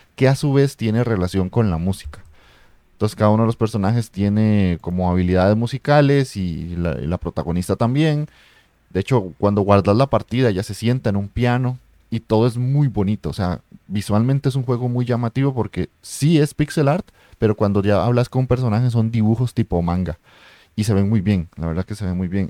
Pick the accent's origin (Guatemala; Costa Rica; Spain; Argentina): Costa Rica; yo soy de Costa Rica